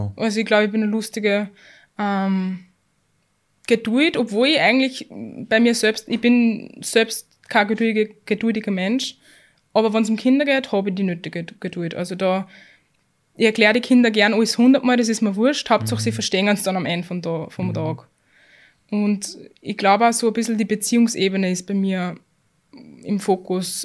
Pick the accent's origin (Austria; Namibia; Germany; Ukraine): Austria; wir sind in, bei uns in Österreich in keinem schlechten Bildungssystem